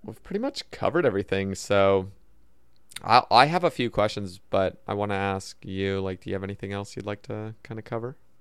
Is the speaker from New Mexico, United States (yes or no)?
no; Oregon, United States; now in Alabama, United States; so I grew up in Oregon and now I live in Alabama